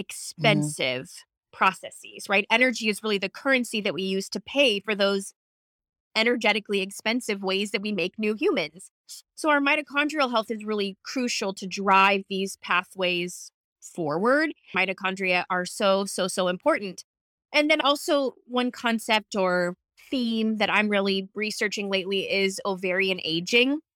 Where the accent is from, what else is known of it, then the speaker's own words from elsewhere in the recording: Seattle, Washington, United States; I'm from Seattle